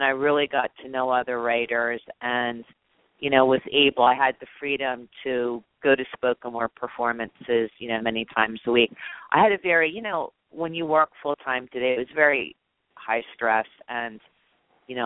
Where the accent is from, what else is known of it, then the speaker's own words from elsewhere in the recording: Bryn Mawr, Pennsylvania, United States; moved away; also born or lived in Italy; I grew up in Bryn Mawr, Pennsylvania